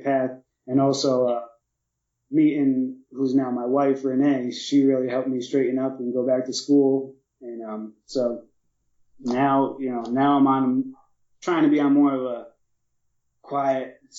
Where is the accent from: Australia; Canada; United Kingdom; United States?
United States; New York; moved away as an adult; also born or lived in California; I'm from New York